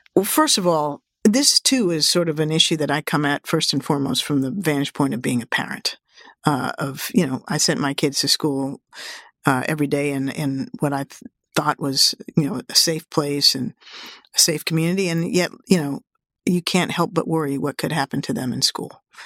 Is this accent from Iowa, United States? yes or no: no; Washington, District of Columbia, United States; Washington, D C, my hometown